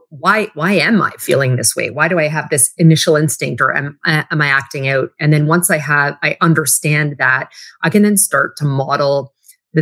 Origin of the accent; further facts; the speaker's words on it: Western Canada, Canada; moved away as an adult; also born or lived in Toronto; I grew up in a small, like Western town. Like I grew up in Canada, but I call the city I was in is like Texas North.